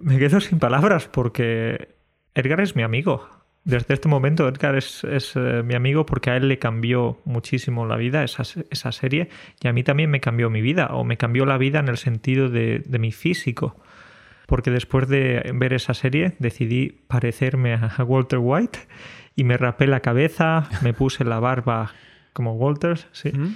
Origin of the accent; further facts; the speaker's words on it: Andalusia, Spain; como buen andaluz que soy